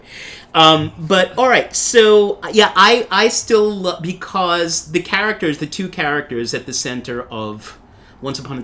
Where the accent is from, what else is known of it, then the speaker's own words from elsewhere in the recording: New York City, New York, United States; where I grew up in Staten Island